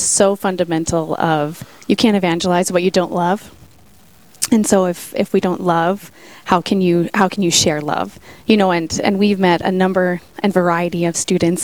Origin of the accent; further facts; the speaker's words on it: Sioux Falls, South Dakota, United States; I'm originally from Sioux Falls